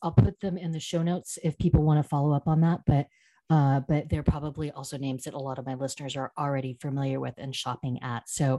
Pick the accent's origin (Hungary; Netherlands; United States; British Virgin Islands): United States; now in Paris, France; myself as an American, a Franco-American, but you know, primarily an American